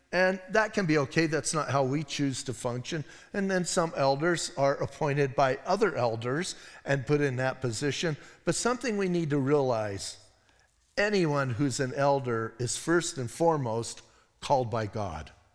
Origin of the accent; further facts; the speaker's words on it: Arizona, United States; We're from Arizona